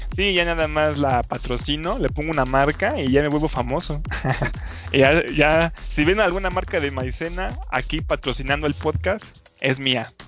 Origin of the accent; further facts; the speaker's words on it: Mexico; yo soy el mexicano